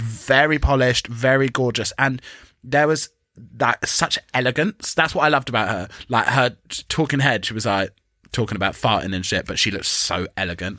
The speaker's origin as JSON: {"language": "English", "region": "England", "country": "United Kingdom", "said": "we're English"}